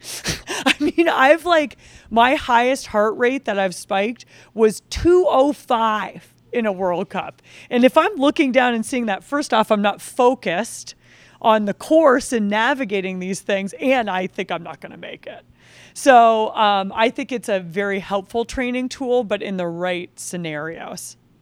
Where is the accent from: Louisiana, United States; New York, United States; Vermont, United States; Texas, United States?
Vermont, United States; I grew up downhill ski racing a, at this ski area in Vermont called Cochrane Ski Area.